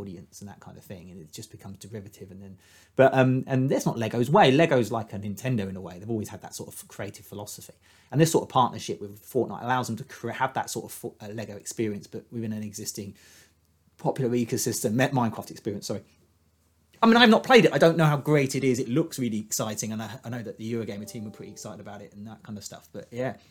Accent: United Kingdom; as a Brit

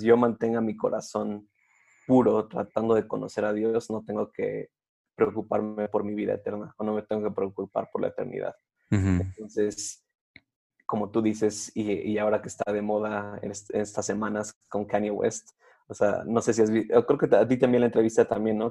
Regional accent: Cuautitlán Izcalli, State of Mexico, Mexico; mi, pueblo natal se llama Cuautitlán Izcalli que es una ciudad al norte de la Ciudad de México

